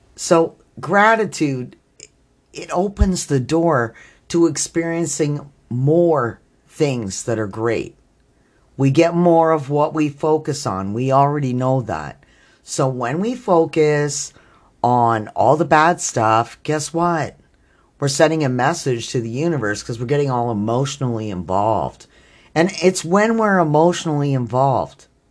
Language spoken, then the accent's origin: English; Canada; I'm Canadian